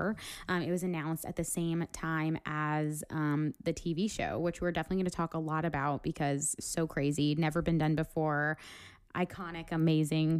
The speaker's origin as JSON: {"language": "English", "region": "New Jersey", "country": "United States", "moved": "yes", "said": "I'm from New Jersey originally."}